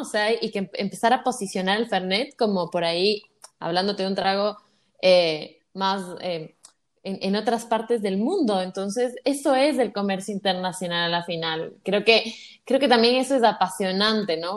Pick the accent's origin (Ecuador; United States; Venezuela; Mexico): Ecuador; yo soy de Ecuador